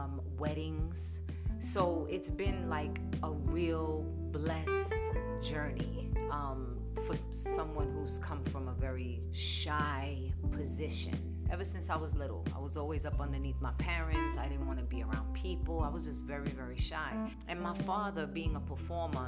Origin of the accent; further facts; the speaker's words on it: New York City, New York, United States; now in Phoenix, United States; I was born and raised in New York, the Bronx. So my accent can get pretty strong at times